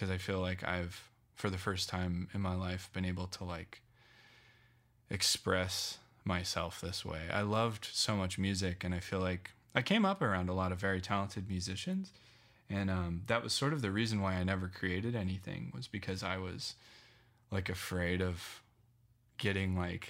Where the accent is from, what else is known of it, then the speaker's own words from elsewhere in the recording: Loveland, Colorado, United States; moved away as an adult; also born or lived in Phoenix; Yeah. So I grew up in Loveland, until I was 18, and then I moved to Phoenix for 8